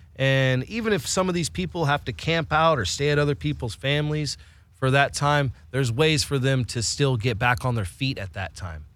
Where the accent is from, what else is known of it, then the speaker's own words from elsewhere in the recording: Willits, California, United States; moved away; also born or lived in Spain; I grew up in Northern California